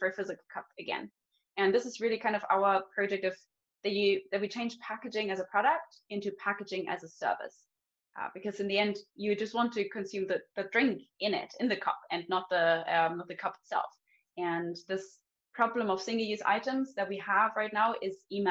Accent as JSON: {"language": "English", "country": "Germany", "also_born_or_lived": "Munich", "moved": "as an adult", "lives_now": "Stockholm, Sweden", "said": "I'm from Germany originally"}